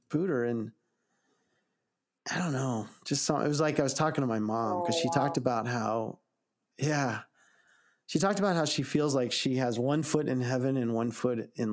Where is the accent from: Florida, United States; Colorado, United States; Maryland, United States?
Colorado, United States; Arvada; I was from Arvada